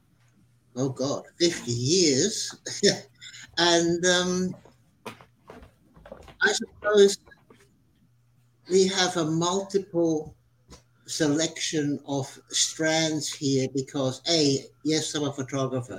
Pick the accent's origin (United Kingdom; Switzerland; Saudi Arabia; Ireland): Switzerland; now in Australia; I was born in Switzerland and traveled the world for a few years as a photojournalist and eventually came to Australia in 1973